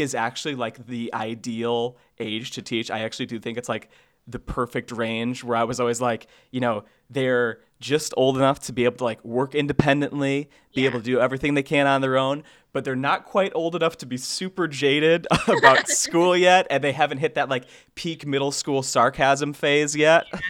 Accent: Sandwich, Illinois, United States; moved away; I did drive an hour or so to my hometown to record this audio.

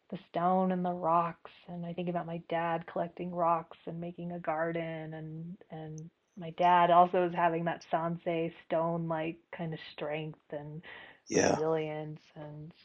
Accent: Fresno, California, United States; I grew up in Fresno

